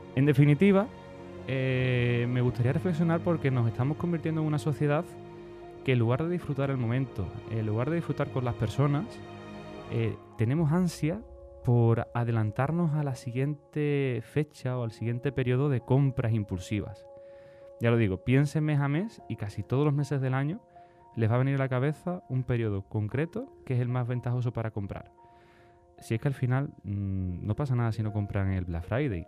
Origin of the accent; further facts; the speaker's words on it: Spain; somos españoles